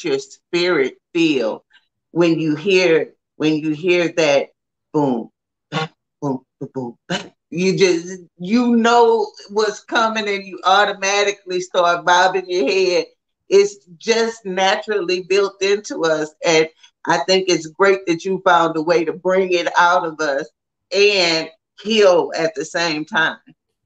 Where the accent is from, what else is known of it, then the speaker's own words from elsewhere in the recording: the South, United States; as a Black woman growing up in the South